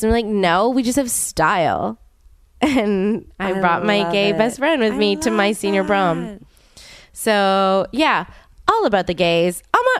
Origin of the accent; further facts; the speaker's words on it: New Orleans, Louisiana, United States; we grew up in New Orleans together.